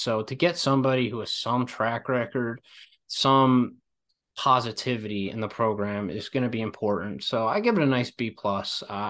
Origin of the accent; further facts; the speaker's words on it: Pennsylvania, United States; I'm from the Villanova area.